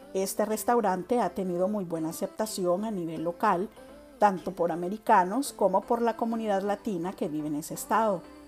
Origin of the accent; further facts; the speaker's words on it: Honduras; todos los que somos hondureños